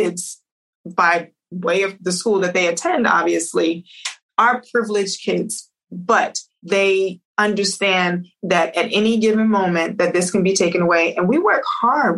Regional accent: New York, United States; moved away as an adult; also born or lived in New Jersey; now in Los Angeles, United States; I grew up in New York

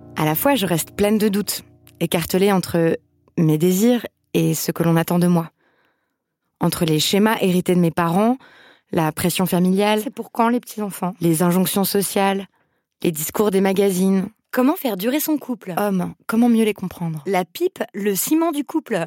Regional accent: France; also born or lived in Paris; J'ai grandi en France hexagonale comme une femme blanche

